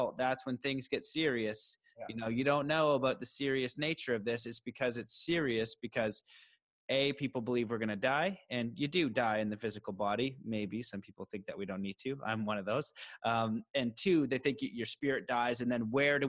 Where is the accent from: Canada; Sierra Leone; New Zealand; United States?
Canada; me as a Canadian